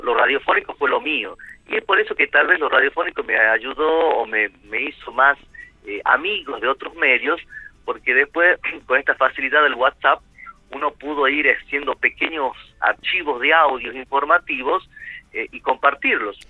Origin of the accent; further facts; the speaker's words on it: Amaicha del Valle, Tucumán, Argentina; moved away; also born or lived in Buenos Aires / Punta Alta / Recreo, Catamarca; soy de origen de más allá, un poquito más allá eh, y cerquita de Cafayate, de Amaicha del Valle, mi pueblo natal